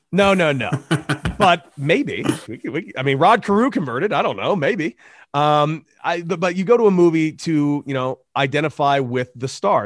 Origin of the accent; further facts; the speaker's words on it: Santa Monica, California, United States; moved away as an adult; now in El Paso, United States; I grew up in Santa Monica, California